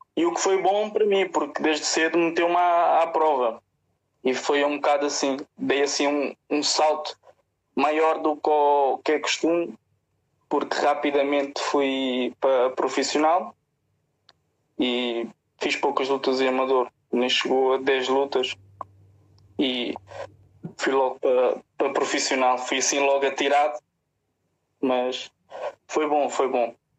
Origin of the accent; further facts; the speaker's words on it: Portugal; also born or lived in Musgueira; sou daqui do bairro da Cruz Vermelha